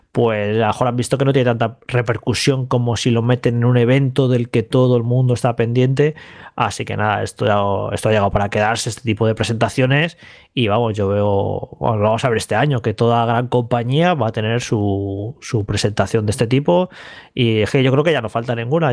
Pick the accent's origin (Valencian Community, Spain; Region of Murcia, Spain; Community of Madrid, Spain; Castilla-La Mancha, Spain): Community of Madrid, Spain; Madrid; de pequeño entrar unos recreativos en Madrid, yo juraría que fueron los de la vaguada